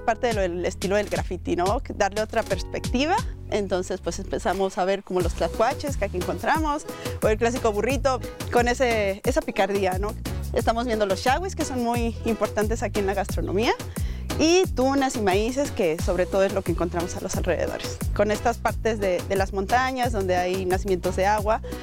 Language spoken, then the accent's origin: Spanish; Valle del Mezquital, Hidalgo, Mexico